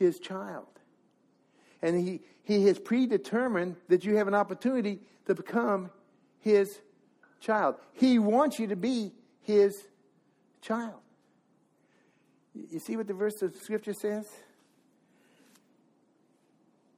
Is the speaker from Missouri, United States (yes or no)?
yes; Missouri, United States; I'm from Missouri